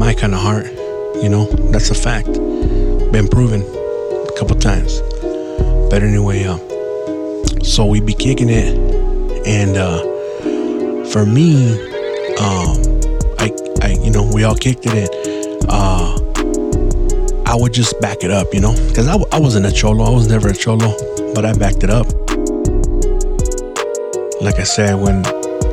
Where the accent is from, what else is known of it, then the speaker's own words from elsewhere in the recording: San Gabriel, California, United States; I grew up in San Gabriel, in the Barrio Sangra